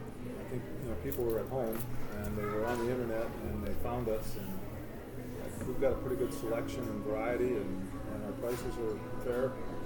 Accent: Mitchell, South Dakota, United States; moved away as an adult; now in Brookings, United States; I grew up in Mitchell, so I was a colonel, class of 74.

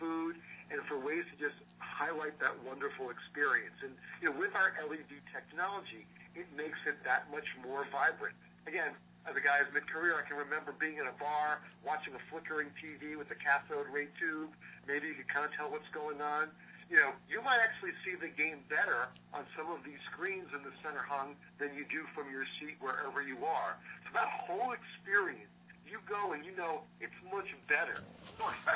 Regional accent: New York, United States; I'm a New Yorker, so went to Mets and Jets games and things like that.

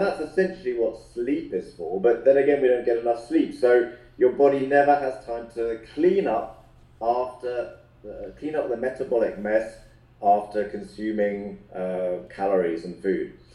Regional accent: London, United Kingdom; we first met uh, at a very young age in playgroup in London

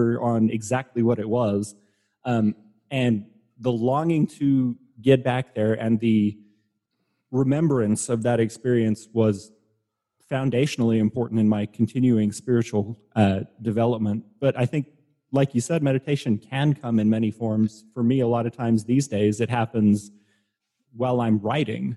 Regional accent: Colorado, United States; The growing up in Colorado

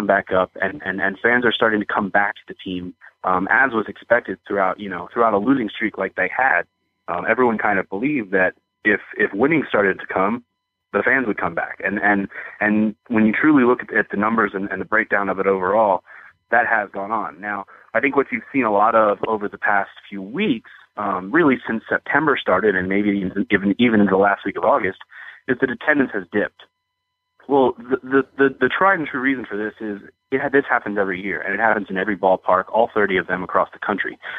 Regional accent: Bel Air, Maryland, United States; only because I grew up uh, you know, in Maryland. I grew up in the Baltimore area, right up there in Bel Air, and spent

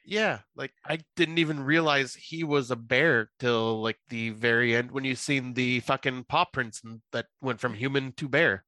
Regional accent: United States; I'm American

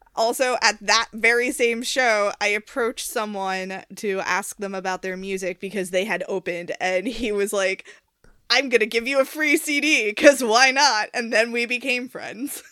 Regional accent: New York City, New York, United States; I grew up on Staten Island

